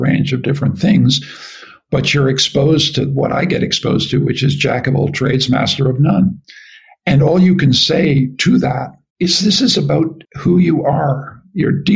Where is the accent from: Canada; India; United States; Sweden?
Canada; also born or lived in United Kingdom; As a Canadian